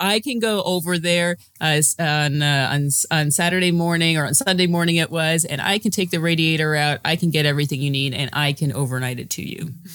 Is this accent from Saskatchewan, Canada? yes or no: no; Toronto, Ontario, Canada; I'm from Toronto